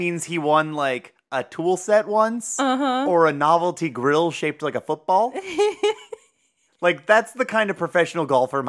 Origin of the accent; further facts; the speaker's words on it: Ohio, United States; It's devoid of an accent because we're from Ohio.